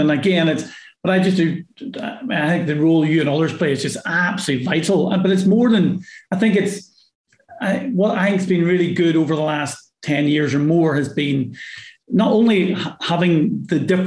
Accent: Northern Ireland, United Kingdom; I say Mirror, really funny, because I'm from Northern Ireland.

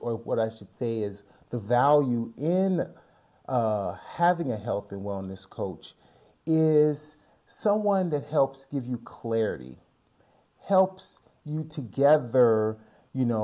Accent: Chicago, Illinois, United States; moved away as an adult; now in San Francisco Bay Area, United States; Longtime resident of the San Francisco Bay Area, although I'm originally from Chicago, Illinois

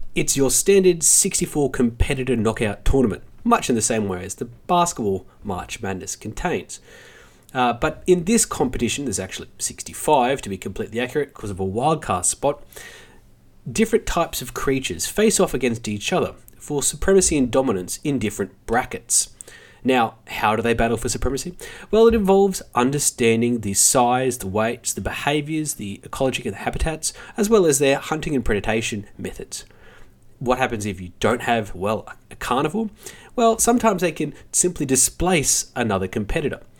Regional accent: Australia; as Australian

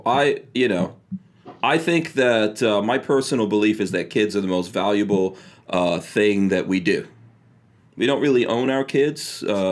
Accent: New York, United States; accent: New York; moved away; also born or lived in Virginia; I did grow up in New York

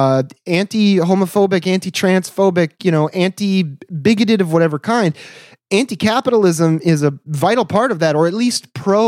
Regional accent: Michigan, United States; growing up in Michigan as a kid

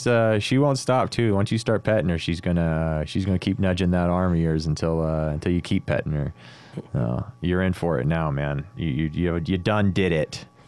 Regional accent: United States; I'm an American.

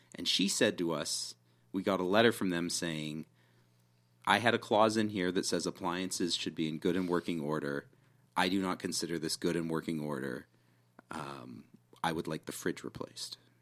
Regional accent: Canada; being Canadian

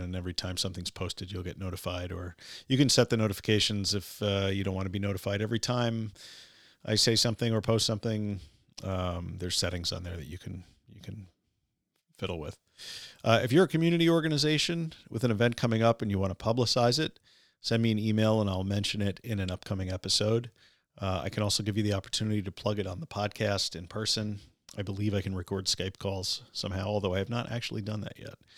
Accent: Syosset, New York, United States; now in Oyster Bay, United States; I grew up the street in Syosset, but I also attended St. Dominic's Elementary in the late 1970s.

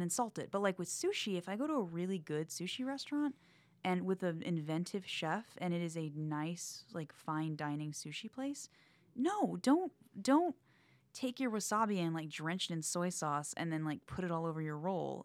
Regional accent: the South, United States; I'm from the South

